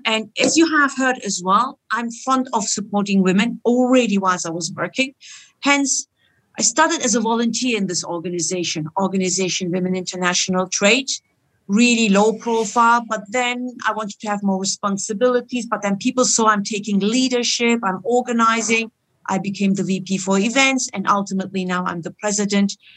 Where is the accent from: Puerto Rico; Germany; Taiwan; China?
Germany; moved away as an adult; also born or lived in Istanbul, Turkey; now in Switzerland; My origin is Turkish, and I grew up in Germany, like any other Turkish person